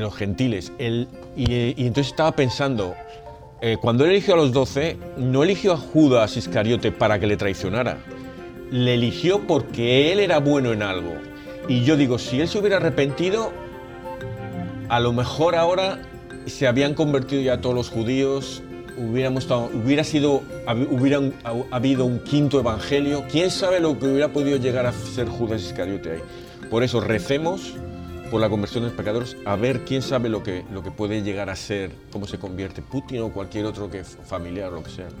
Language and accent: Spanish; Spain; yo vengo de España